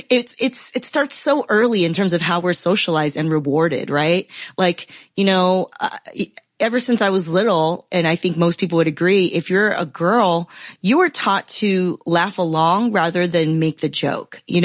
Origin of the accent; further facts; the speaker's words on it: Los Angeles, California, United States; also born or lived in Taiwan / Philadelphia; I grew up in Southern California. I grew up in the Los Angeles area